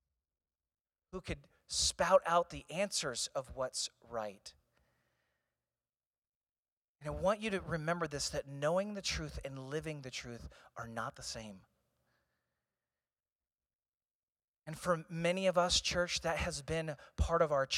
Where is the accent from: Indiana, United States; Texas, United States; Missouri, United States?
Missouri, United States; Eureka; I grew up in St. Louis.